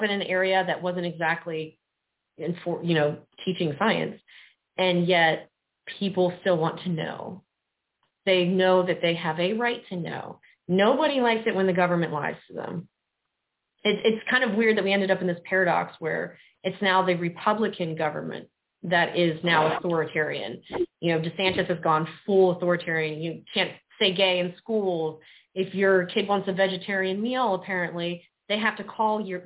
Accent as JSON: {"language": "English", "region": "South Mississippi", "country": "United States", "tie": "born or raised there", "moved": "as an adult", "lives_now": "Florida, United States", "said": "I grew up poor in South Mississippi"}